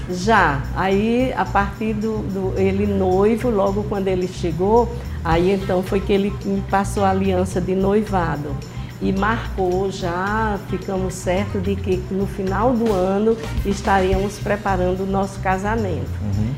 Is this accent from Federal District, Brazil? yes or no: no; Mossoró, Rio Grande do Norte, Brazil; also born or lived in Patu; fiz minha infância em Mossoró.